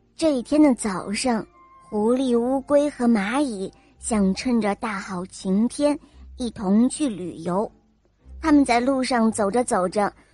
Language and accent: Chinese; Shaoxing, Zhejiang, China; 我五岁了，我来自浙江绍兴